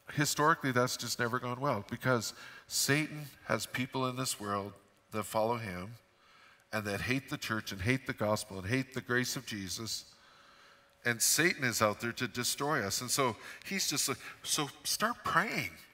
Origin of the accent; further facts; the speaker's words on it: Fort St. John, British Columbia, Canada; I grew up in Fort St. John